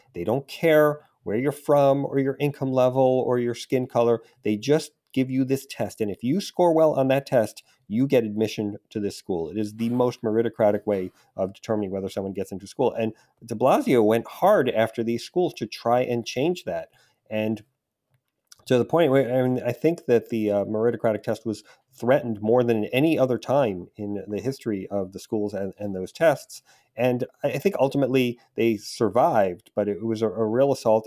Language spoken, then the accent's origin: English; New York City, New York, United States; I grew up in New York, in Queens specifically, and I took the subway to Manhattan every day in high school